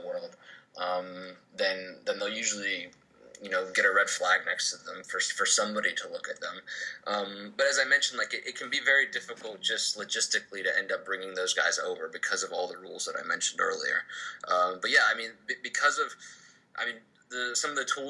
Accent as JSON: {"language": "English", "town": "Roanoke", "region": "Virginia", "country": "United States", "tie": "born or raised there", "moved": "as an adult", "said": "I grew up in Roanoke, Virginia."}